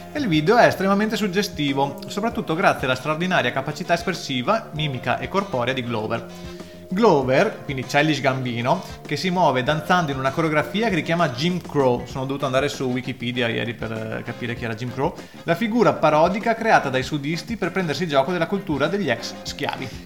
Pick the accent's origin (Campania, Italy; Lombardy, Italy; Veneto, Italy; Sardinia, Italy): Veneto, Italy; San Donà di Piave; San Donà di Piave, la mia città natale